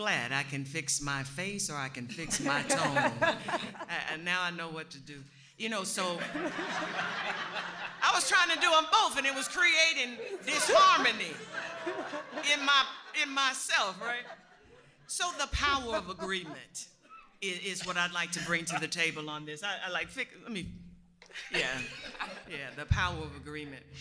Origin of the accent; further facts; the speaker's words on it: Alabama, United States; I grew up in the South